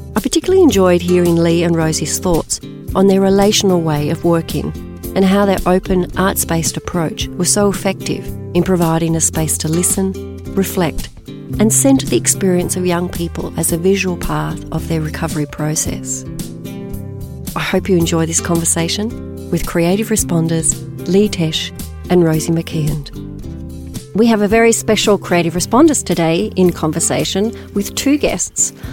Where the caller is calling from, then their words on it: Brisbane, Queensland, Australia; I'm calling in from Mianjin, Brisbane